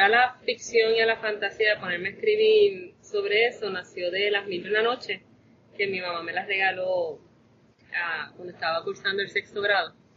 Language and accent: Spanish; Toa Baja, Puerto Rico; also born or lived in Bayamón, Puerto Rico; Todavía vivo en Toda Baja, criada. No nacida, yo nací en, el, en Bayamón, pero no hicieron nada más que parirme en Bayamón y me trajeron a Tabaja